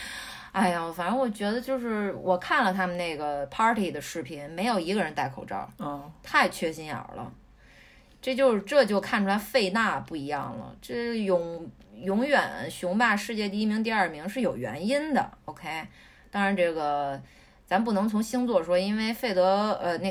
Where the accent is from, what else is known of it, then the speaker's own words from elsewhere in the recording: Beijing, China; 是是我们北京人，这武打明星。